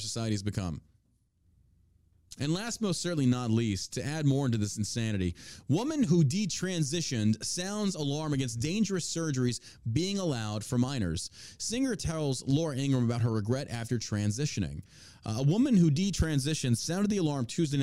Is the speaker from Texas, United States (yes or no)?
no; New York, United States; moved away; I grew up in New York